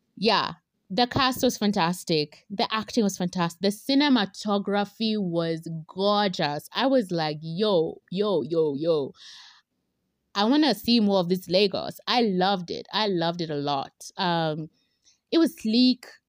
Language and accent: English; Kenya; we, as, as Kenyan